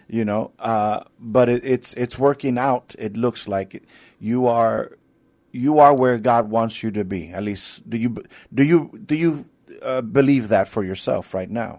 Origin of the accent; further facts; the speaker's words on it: New York, United States; moved away as an adult; now in San Antonio, United States; I'm not from here, but I've been here for, uh, some eighteen years now. I'm, I'm from New York